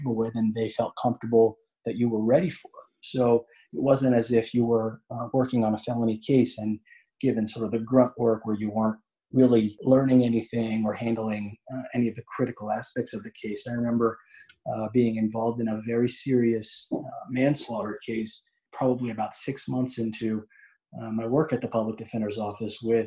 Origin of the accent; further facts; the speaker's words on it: Montgomery County, Maryland, United States; a position as a public defender in the county that I was born and raised in Montgomery County, Maryland